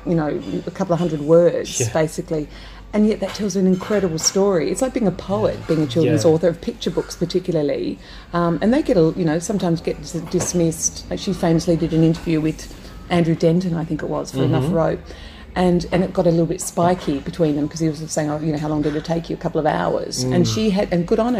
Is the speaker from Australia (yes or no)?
yes; South Australia, Australia; I grew up in South Australia